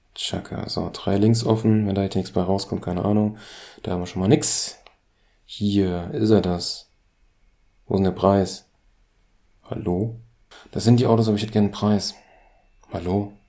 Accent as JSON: {"language": "German", "country": "Germany", "said": "als Deutscher"}